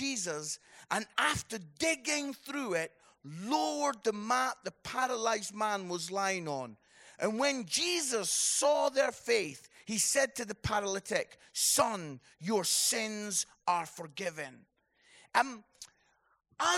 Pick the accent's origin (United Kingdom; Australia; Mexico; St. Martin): United Kingdom; Scotland; I am Scottish